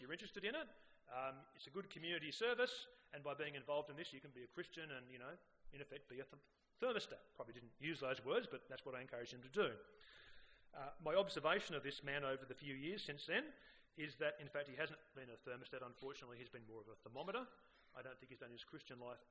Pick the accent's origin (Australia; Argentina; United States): Australia; Sydney, New South Wales; I grew up on the North Shore, and which was a fairly achievement-orientated culture